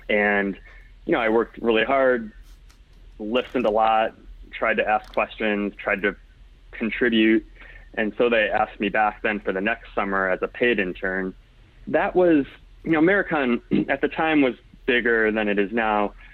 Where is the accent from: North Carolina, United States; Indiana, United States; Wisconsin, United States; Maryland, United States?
Indiana, United States; So, like I said, I came from Indiana, networked in.